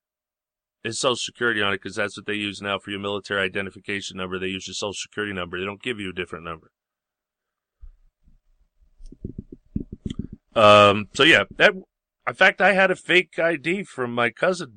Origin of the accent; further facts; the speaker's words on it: Long Island, New York, United States; I grew up in Yankee Long Island, New York